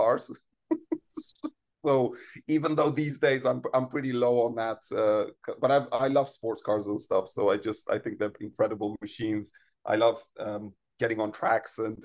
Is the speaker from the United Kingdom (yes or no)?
no; Iran; moved away; I grew up in Iran and I was very young before the revolution